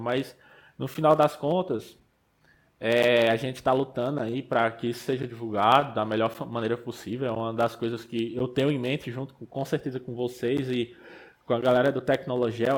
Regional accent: Pernambuco, Brazil; moved away as an adult; also born or lived in Rio Grande do Norte; eu sou pernambucano, né? Sou nascido e criado no sertão, no meio da Caatinga

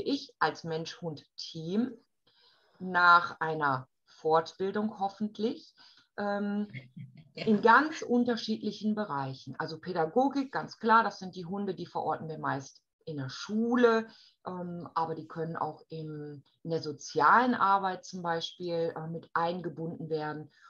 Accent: Germany; bei uns in Deutschland

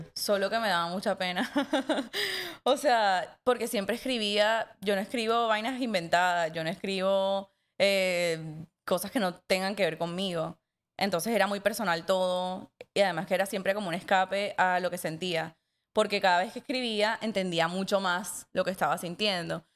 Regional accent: Montería, Córdoba, Colombia; la gente con la que crecí en Montería

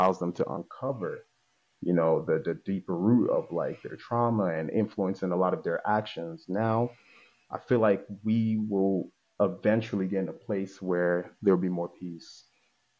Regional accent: Italy; also born or lived in Nigeria; now in Baltimore, United States; I'm Nigerian, but I was born in Italy.

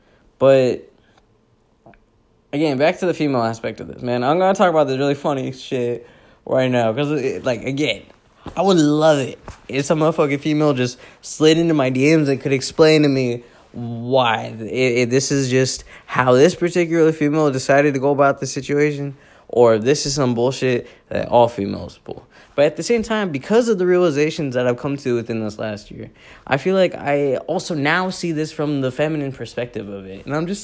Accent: Pakistan; me being the Pakistani guy that I am with the ethics and values I was raised on

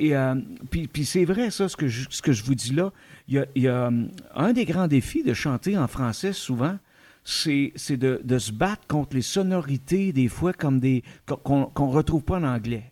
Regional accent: Outaouais, Quebec, Canada; chez nous en Outaouais

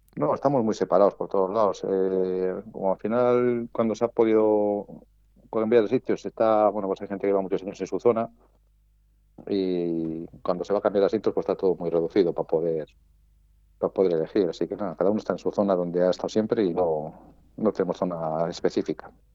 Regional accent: Valladolid, Castile and León, Spain; nosotros somos de Valladolid

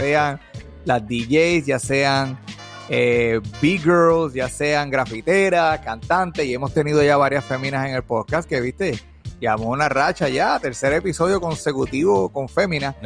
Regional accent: Puerto Rico; nací en Puerto Rico, pero el español no es mi fuerte

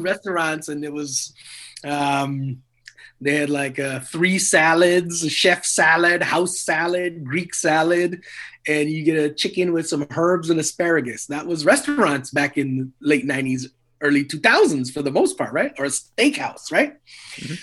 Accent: Edmonton, Alberta, Canada; also born or lived in Trinidad; I grew up in Edmonton, Alberta

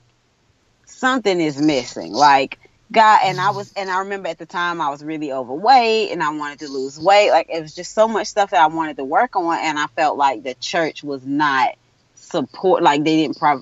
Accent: United States; accent: country

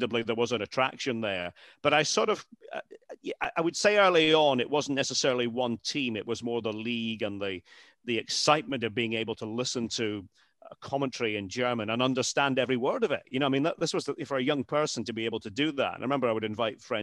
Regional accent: Scotland, United Kingdom; moved away as an adult; I'm a Scot. I'm a proud Scot.

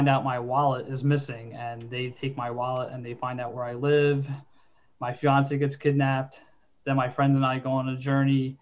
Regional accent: Delaware County, Pennsylvania, United States; I'm from Delaware County

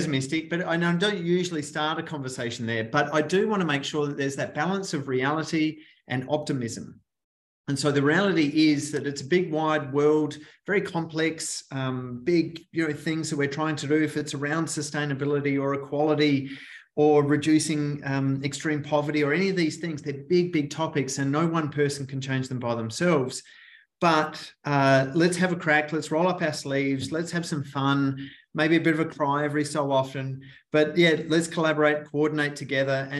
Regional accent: Australia; moved away; from my beautiful accent, I'm from Australia once upon a time ago

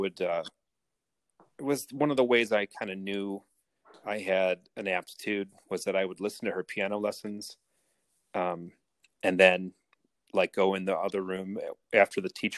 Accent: Rochester, Michigan, United States; also born or lived in Royal Oak, Michigan / East Lansing, Michigan; I grew up in Royal Oak and then moved to Rochester and went to Rochester schools

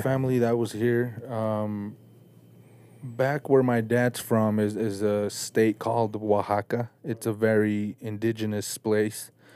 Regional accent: Salt Lake City, Utah, United States; also born or lived in Mexico City, Mexico; grew up in Salt Lake City. Uh, I was born in Mexico, Mexico City.

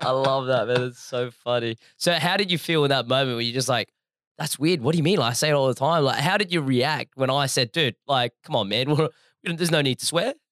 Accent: Adelaide, South Australia, Australia; I grew up in Adelaide

